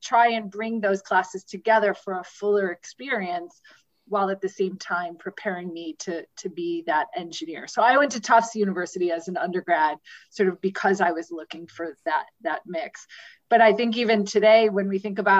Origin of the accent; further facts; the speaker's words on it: Cleveland Heights, Ohio, United States; I went to a public high school in Cleveland Heights, Ohio, a large public high school, very diverse public high school in Cleveland Heights, Ohio. So grew up through that school system